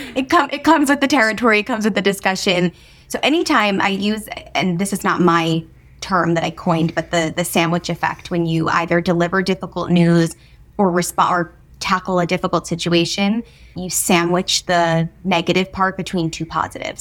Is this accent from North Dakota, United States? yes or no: no; New Jersey, United States; moved away as an adult; now in New York City, United States; I grew up in New Jersey, so moving to New York City was not a, a big thing